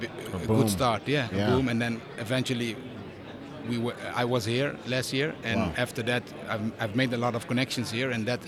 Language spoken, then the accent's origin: English; Netherlands; I'm from the Netherlands.